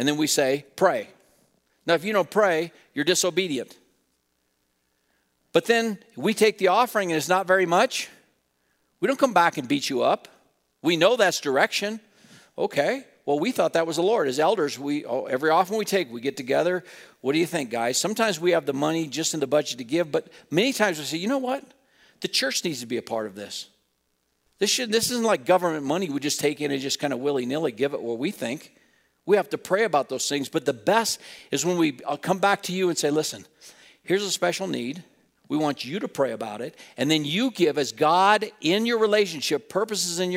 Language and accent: English; Wheatland, United States; growing up in Wheatland across the alley from a family